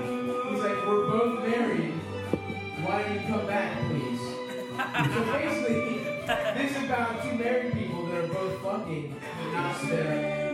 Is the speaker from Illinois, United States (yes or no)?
no; Baltimore, Maryland, United States; I grew up in Baltimore, but I grew up in Greektown.